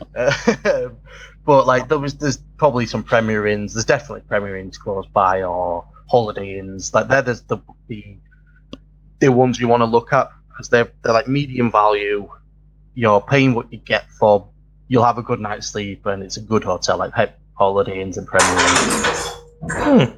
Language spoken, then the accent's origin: English; London, United Kingdom; now in Leeds, United Kingdom; I'm actually from London. I live at the other end of um, Britain, uh, over uh, of England. I live right up north in Leeds